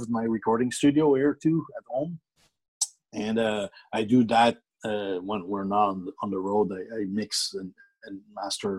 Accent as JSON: {"language": "English", "country": "Canada", "moved": "as an adult", "lives_now": "Dallas, United States", "said": "everybody knows we're from Canada, and it's always advertised that …'s Canadian everywhere we go. It's important to us. We're proud Canadians."}